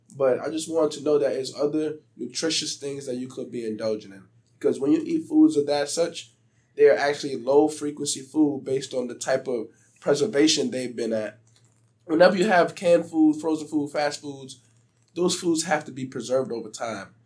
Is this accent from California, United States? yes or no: no; Beaufort, South Carolina, United States; growing up in South Carolina